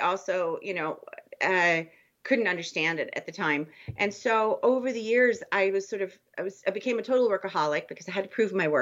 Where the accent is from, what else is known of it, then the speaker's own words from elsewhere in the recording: Germany; moved away; as a child in Germany, you know, in the 70s